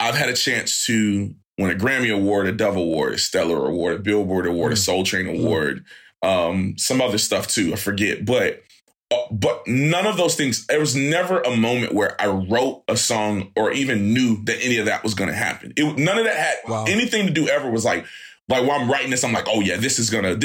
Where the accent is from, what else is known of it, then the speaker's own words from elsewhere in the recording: Fayetteville, North Carolina, United States; I'm from Fayetteville, North Carolina originally